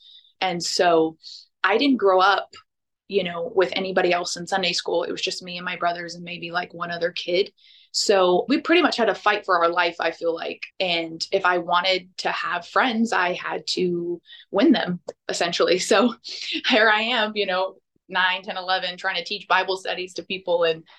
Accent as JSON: {"language": "English", "town": "Liverpool", "region": "North West England", "country": "United Kingdom", "tie": "born or raised there", "accent": "Liverpool", "said": "But I grew up in Liverpool, and that is definitely a undesirable accent."}